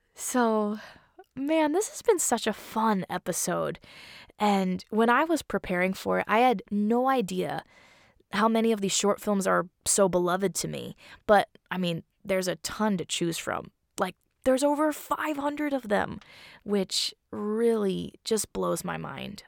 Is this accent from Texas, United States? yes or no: no; Seattle, Washington, United States; I was born in Seattle